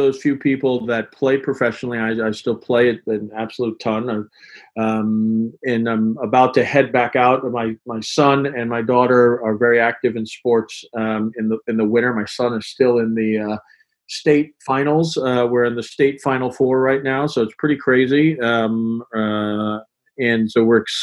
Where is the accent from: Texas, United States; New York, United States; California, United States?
New York, United States; moved away as an adult; now in Boston, United States; I grew up in New York and came up here for college and basically have never left